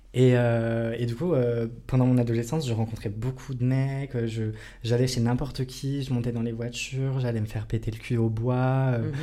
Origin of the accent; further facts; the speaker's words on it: Bourgogne-Franche-Comté, France; moved away; je viens de Franche-Comté